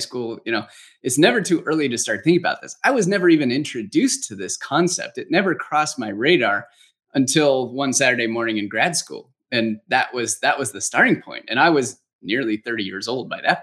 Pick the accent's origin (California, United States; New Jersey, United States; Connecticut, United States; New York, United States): California, United States; Los Angeles; now in Phoenix, United States; I was born and raised in Los Angeles, California.